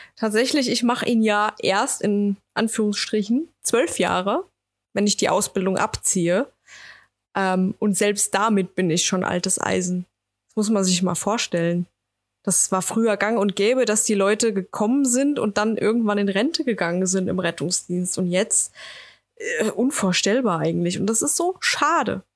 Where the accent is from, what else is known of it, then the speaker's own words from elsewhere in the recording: Wetterau, Hesse, Germany; ich komme aus der Wetterau, ja, oder aus dem Rhein-Main-Gebiet